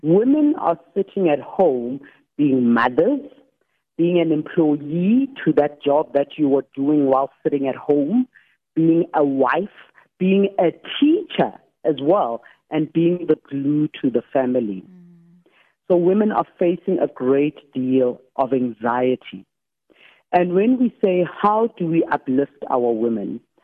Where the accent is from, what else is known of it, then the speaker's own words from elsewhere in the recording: Soweto, Gauteng, South Africa; I grew up in Soweto uh, between Orlando East and Deep Blue Extension.